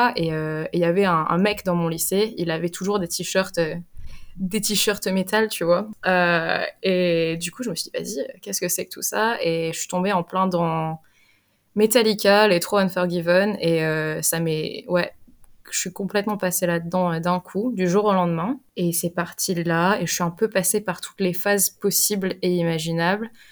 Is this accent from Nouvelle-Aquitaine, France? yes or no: yes; Limoges, Nouvelle-Aquitaine, France; moved away as an adult; now in England, United Kingdom; je viens de Limoges et j'habite en Angleterre depuis maintenant 5 ans